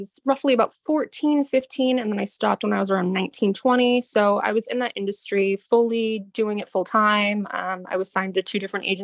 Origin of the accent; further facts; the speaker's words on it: Boston, Massachusetts, United States; now in Boston, United States; I am from Boston. I live in Boston